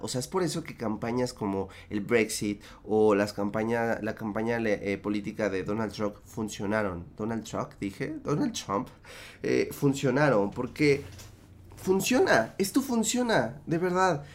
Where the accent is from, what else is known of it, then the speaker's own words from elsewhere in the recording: Mexico; en mi país